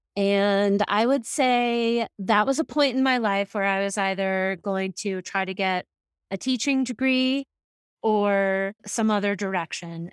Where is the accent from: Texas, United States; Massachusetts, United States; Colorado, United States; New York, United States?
Massachusetts, United States; moved away as an adult; now in Jackson, United States; I was raised in Massachusetts